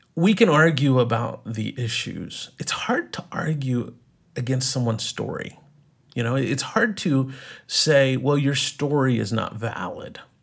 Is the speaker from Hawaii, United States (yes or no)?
no; East Texas, United States; moved away as an adult; also born or lived in Colorado / New York; now in Los Angeles, United States; I grew up in, uh, East Texas